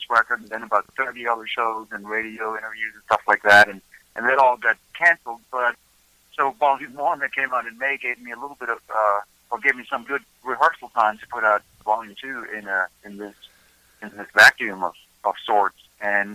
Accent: Germany; moved away as an adult; now in Nashville, United States; I was born in Germany, and I moved here when I was a little over 30 years old

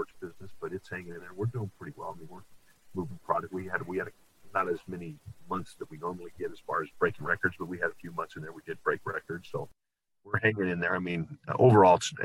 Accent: United States; That's part of being American

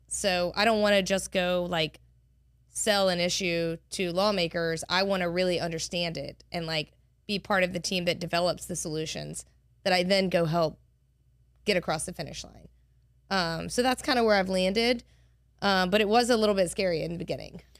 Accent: Monroe, Louisiana, United States; also born or lived in Cambridge, Massachusetts; now in Baton Rouge, United States; I grew up in Monroe

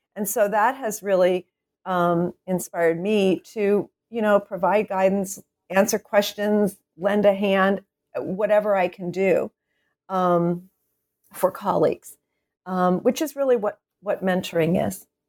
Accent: Wilmington, Delaware, United States; moved away as an adult; also born or lived in Philadelphia, Pennsylvania; I was born and raised in Wilmington, Delaware

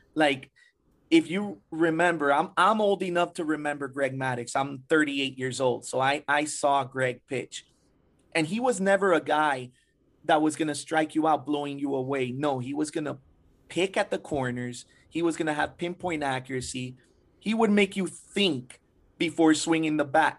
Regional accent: Hialeah, Florida, United States; I was raised in Hialeah

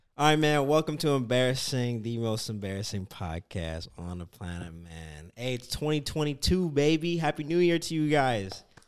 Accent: Canada; moved away as an adult; now in United States; I'm from Canada.

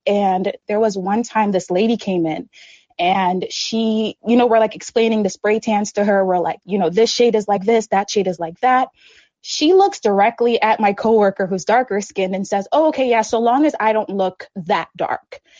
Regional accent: St. Lucia; moved away; I grew up in the Caribbean, St. Lucia to be exact

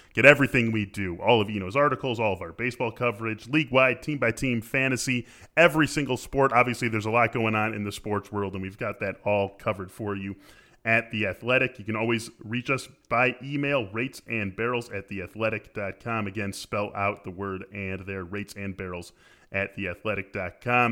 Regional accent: Skokie, Illinois, United States; live in my hometown of Skokie, Illinois

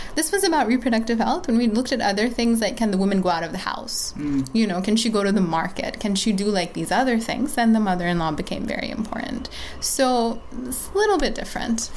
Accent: Bangladesh; also born or lived in United States; now in Patna, India; I'm from Bangladesh

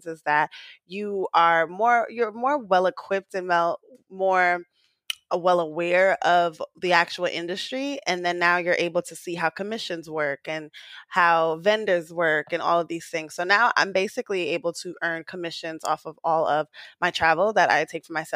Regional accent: New York City, New York, United States; I was born and raised in Queens.

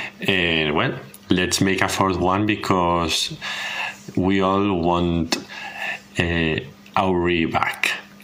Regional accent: Spain; I'm from Spain

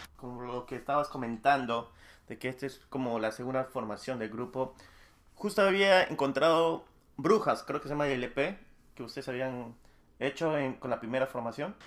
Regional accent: Peru; yo soy de Perú, pero yo no resido en, en Lima

